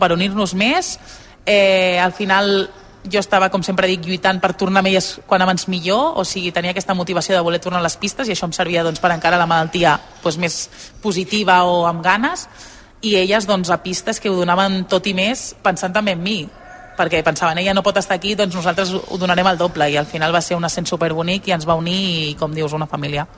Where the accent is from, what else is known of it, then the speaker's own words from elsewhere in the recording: Barcelona, Catalonia, Spain; moved away; jo molt orgullosa del meu barri i dels meus inicis allà